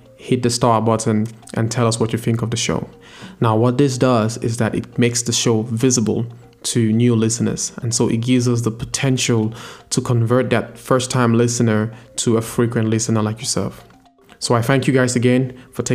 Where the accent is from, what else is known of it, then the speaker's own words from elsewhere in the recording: Cameroon; I'm from Cameroon